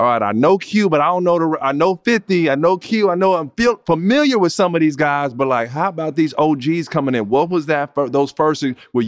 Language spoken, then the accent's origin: English; Pasadena, California, United States; I grew up in Pasadena